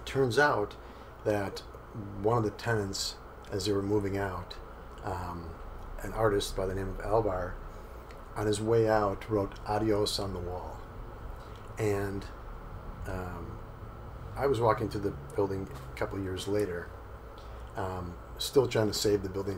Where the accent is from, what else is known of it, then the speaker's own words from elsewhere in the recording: Milwaukee, Wisconsin, United States; moved away as an adult; now in Sarasota, United States; So I was born and raised in Milwaukee